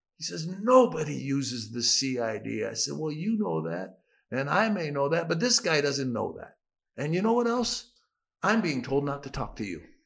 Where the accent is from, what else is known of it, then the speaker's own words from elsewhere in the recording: United States; moved away; as an American